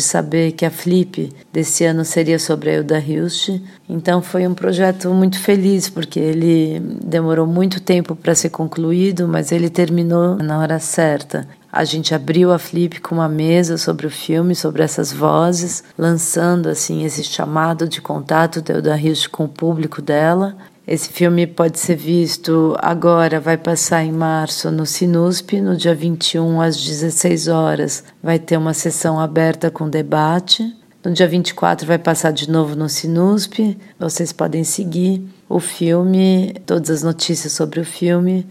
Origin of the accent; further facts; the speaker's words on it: São Paulo, Brazil; moved away as an adult; also born or lived in Europe; Eu nasci em São Paulo, eu estudei filosofia na PUC, estudei filosofia na USP